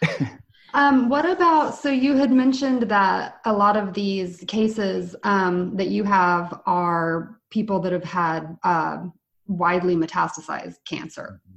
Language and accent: English; Oklahoma, United States; someone who's from Oklahoma